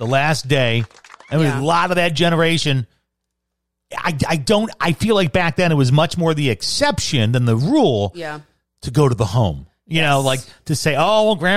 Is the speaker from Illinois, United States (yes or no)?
yes; Chicago, Illinois, United States; now in Tucson, United States; growing up in Southside Trash in Chicago